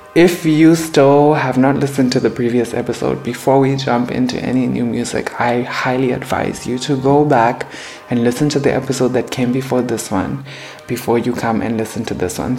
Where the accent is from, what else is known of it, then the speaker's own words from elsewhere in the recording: Harare, Zimbabwe; I am from Harare, Zimbabwe